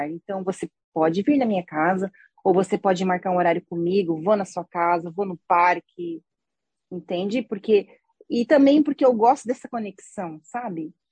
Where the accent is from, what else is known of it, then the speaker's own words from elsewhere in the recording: Brazil; é que nós somos brasileira, né, amiga?